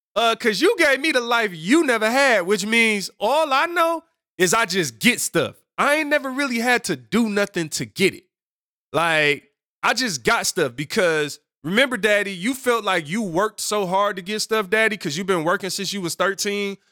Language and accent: English; Detroit, Michigan, United States; Growing up on Seven Mile in Detroit